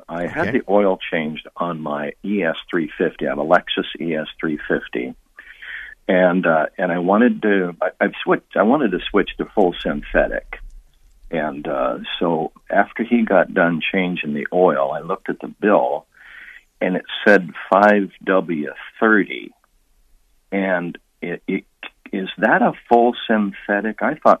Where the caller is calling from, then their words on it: Yorba Linda, California, United States; I'm calling from California, from Yorba Linda, and I grew up listening to Leon Kaplan out of L.A.